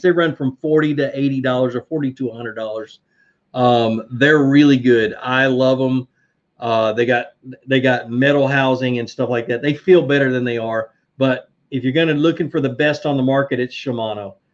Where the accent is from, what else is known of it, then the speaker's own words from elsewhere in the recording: Virginia, United States; moved away; I was born in Virginia